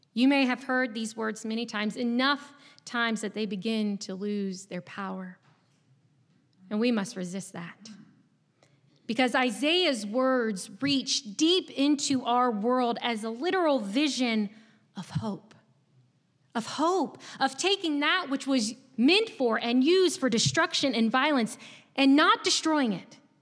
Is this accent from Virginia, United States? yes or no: yes; Chesapeake, Virginia, United States; moved away as an adult; now in North Carolina, United States; I'm not from North Carolina. I actually grew up in a small city in Southeast Virginia. And before this past week, it is likely that you had never heard of it before. Chesapeake, Virginia w-, was my home for twenty-two years